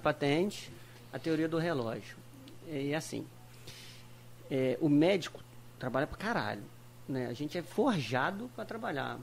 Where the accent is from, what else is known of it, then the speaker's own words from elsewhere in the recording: Rio de Janeiro, Brazil; moved away as an adult; now in Tocantins, Brazil; eu sou natural do Rio de Janeiro, né? Fiz toda a minha formação no Rio, né? E e desde muito moleque e tal, lá no Rio.